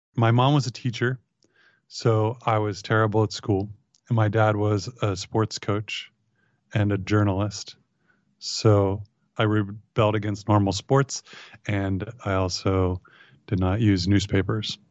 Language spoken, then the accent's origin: English; Ohio, United States; also born or lived in San Francisco / Marin; moved to Ohio, where I was raised